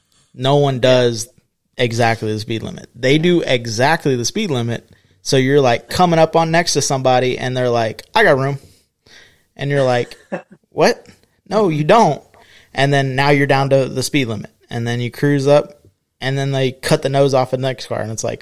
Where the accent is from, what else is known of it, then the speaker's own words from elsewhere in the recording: Florida, United States; Like, everybody knows we're from Florida.